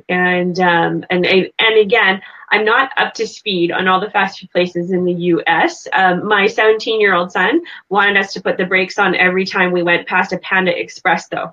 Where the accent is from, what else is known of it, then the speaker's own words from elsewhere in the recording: Canada; I'm from Canada.